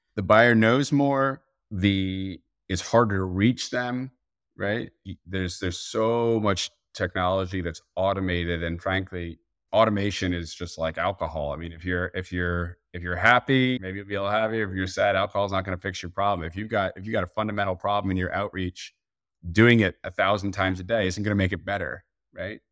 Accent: New Jersey, United States; I'm from Jersey

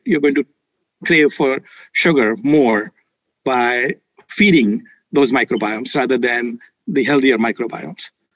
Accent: India; moved away; I grew up in India with mom who is Ayurvedic practitioner

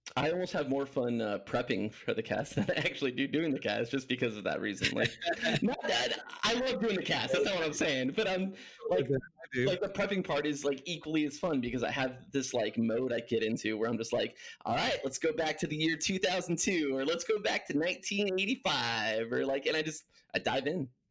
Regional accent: Huntington Beach, California, United States; moved away as an adult; also born or lived in Los Angeles, California; now in Tucson, United States; I grew up in Cali. Um, Huntington Beach is my stomping grounds.

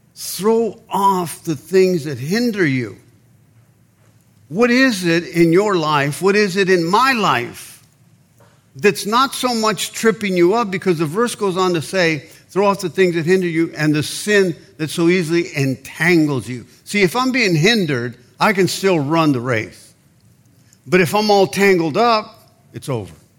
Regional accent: Mexicali, Baja California, Mexico; moved away; we're Mexicans, I was born in Mexicali, Mexico

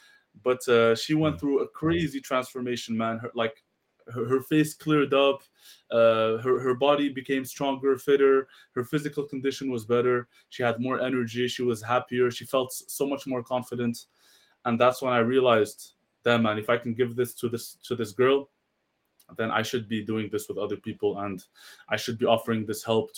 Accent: Marrakesh, Marrakesh-Safi, Morocco

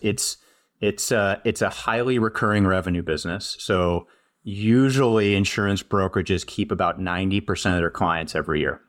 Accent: St. Louis, Missouri, United States; moved away as an adult; also born or lived in Maine / San Francisco Bay Area, California / Madison, Wisconsin; I grew up in Saint Louis, Missouri

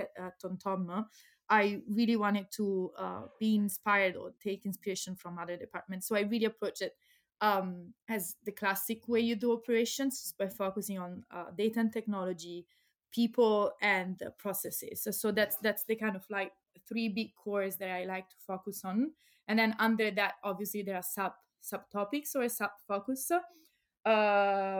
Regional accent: Pisa, Tuscany, Italy; moved away as an adult; also born or lived in Leiden, Netherlands; now in Amsterdam, Netherlands; I'm Italian from Pisa, but so from Tuscany.

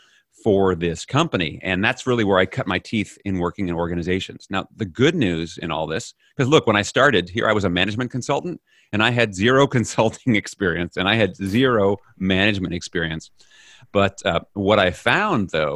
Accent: New York City, New York, United States; moved away as an adult; now in Netherlands; I'm originally from New York City, grown up in New York and in the US. I now live in the Netherlands.

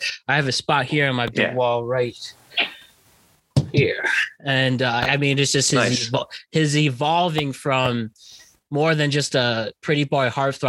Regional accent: United Kingdom; I'm a British person.

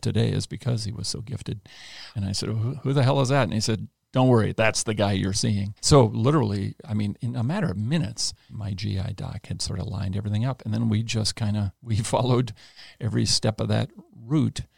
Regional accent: Los Angeles, California, United States; I grew up in the Los Angeles area

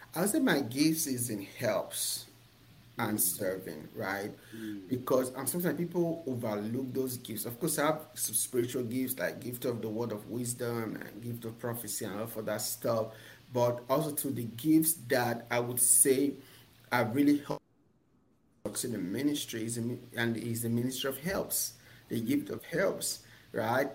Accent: Nigeria; moved away as an adult; now in United States; I was born and raised in Nigeria

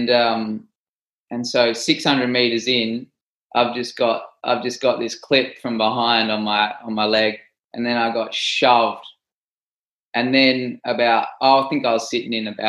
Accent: Australia; I'm from Australia

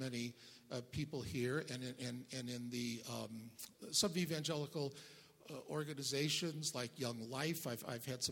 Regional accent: St. Louis, Missouri, United States; moved away as an adult; now in Colorado Springs, United States; I grew up in the Midwest in St. Louis, which is very Catholic

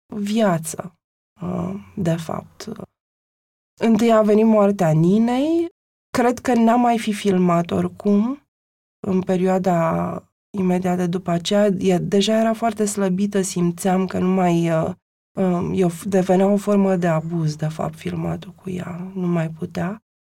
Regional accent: Transylvania, Romania; sunt și ardeleancă

